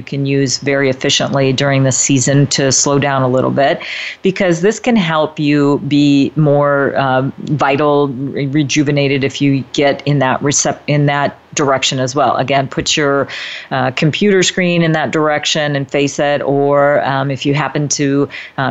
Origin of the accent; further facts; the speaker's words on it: Midwest, United States; now in Northern California, United States; Now, I live in Northern California, so you know we don't exactly have the strong four seasons like where I grew up in the Midwest